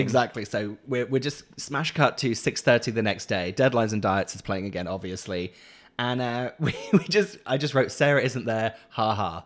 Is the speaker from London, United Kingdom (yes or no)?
no; Norwich, East of England, United Kingdom; moved away; also born or lived in Leeds; Norwich nostalgia of, like, my hometown